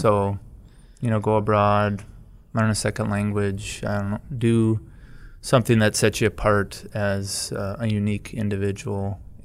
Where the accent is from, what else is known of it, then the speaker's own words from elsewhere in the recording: Black River Falls, Wisconsin, United States; also born or lived in Milwaukee; I grew up in Black River